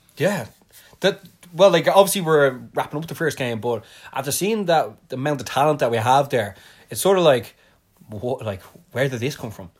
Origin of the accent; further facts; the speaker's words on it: Ireland; I'm from Ireland